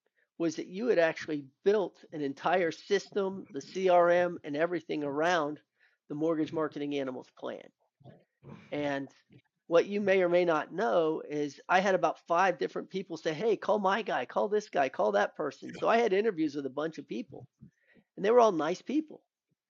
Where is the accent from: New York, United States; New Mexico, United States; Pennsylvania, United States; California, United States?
New Mexico, United States; Albuquerque; born there; my dad was military. So I was actually born in the place where Bugs Bunny could never make the correct turn. That's Albuquerque, New Mex